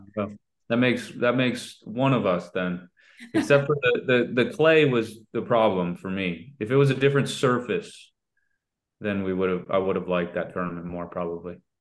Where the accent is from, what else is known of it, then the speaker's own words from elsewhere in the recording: Vero Beach, Florida, United States; vero beach where i grew up